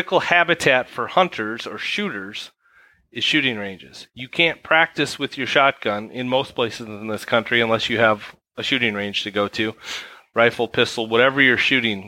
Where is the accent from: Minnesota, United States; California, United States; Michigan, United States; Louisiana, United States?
Minnesota, United States; I grew up here in Minnesota as well